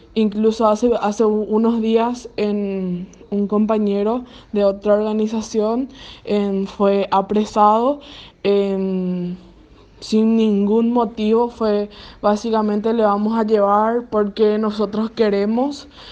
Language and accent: Spanish; Villarrica, Guairá, Paraguay; soy del el interior de Paraguay, en un departamento llamado Guairá de la ciudad de Villarrica.